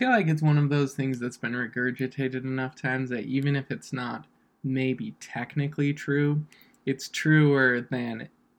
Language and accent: English; Bountiful, Utah, United States; moved away; I'm from Bountiful, Utah. I went to Woods Cross High School.